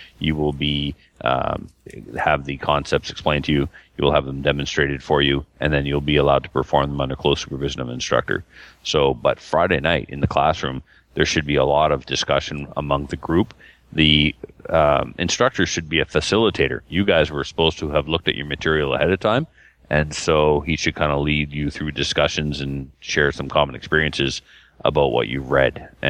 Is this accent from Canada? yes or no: yes; Nova Scotia, Canada; now in British Columbia, Canada; if my black badge was taught to me in Nova Scotia, and I'm from Nova Scotia, and I moved to BC, I'm allowed to shoot there.